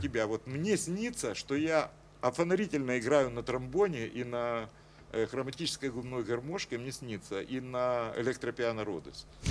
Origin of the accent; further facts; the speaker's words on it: Kyiv, Ukraine; я киевлянин, и что я из Украины